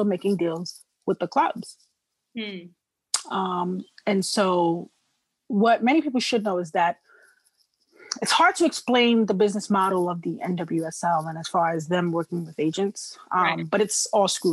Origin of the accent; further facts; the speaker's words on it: New York City, New York, United States; I come from the inner city. I come from South Jamaica, Queens. Like, yeah. you look in my neighborhood, nobody plays soccer here